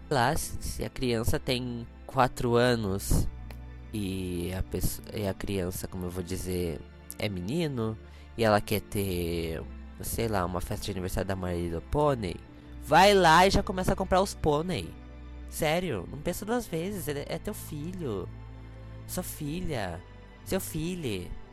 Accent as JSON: {"language": "Portuguese", "region": "interior of Santa Catarina", "country": "Brazil", "tie": "born or raised there", "also_born_or_lived": "Paraná", "moved": "as an adult", "said": "Nasci dia 19 do 2 de 1998, às 22h22, 22, num quartinho de hospital numa cidade no interior de Santa Catarina. Na verdade, é duas cidades. Uma fica no Paraná e a outra fica em Santa Catarina"}